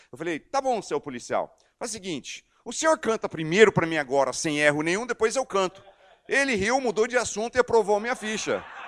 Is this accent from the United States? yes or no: yes; United States; Portuguese is a second language; also born or lived in Amazonas, Brazil / Belo Horizonte, Minas Gerais, Brazil; now in Brazil; eu estou no meu país de origem, Estados Unidos